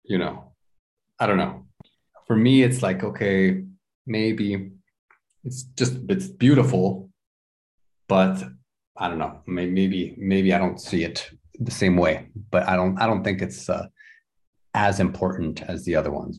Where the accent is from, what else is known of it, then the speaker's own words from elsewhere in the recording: Houston, Texas, United States; born there; I always had it. I was born in Houston. Every time I went to Houston, you know, I felt there was something there.